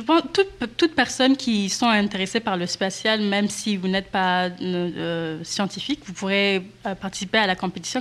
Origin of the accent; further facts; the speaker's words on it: Rwanda; je viens du Rwanda